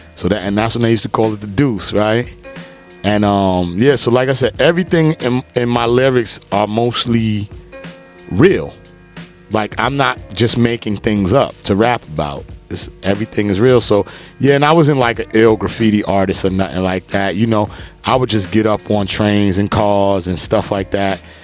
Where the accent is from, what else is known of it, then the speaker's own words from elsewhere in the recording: New York City, New York, United States; I was born in Brooklyn, East New York.